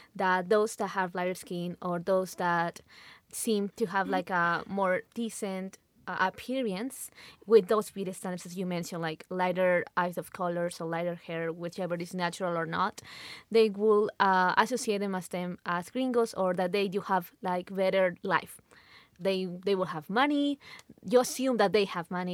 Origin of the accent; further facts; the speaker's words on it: Lima, Peru; moved away as an adult; now in Utah, United States; I'm from Lima, Peru. I was born there. I was raised there.